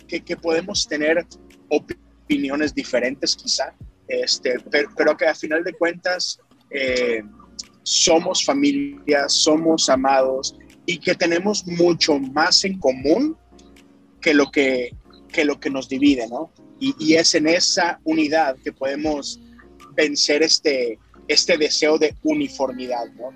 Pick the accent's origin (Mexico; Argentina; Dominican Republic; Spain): Mexico; Monterrey, Nuevo León; now in Houston, United States; Soy originario de Monterrey, Nuevo León, México, pero tengo ya, exacto, pero tengo ya 10 años aquí en Houston, Texas.